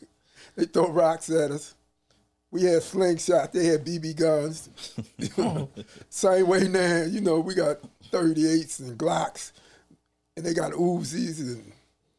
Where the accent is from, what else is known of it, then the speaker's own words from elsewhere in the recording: Baltimore, Maryland, United States; also born or lived in North Carolina; I was born in North Carolina. My family moved up here when I was 3 months old. Okay. And Baltimore is all I know.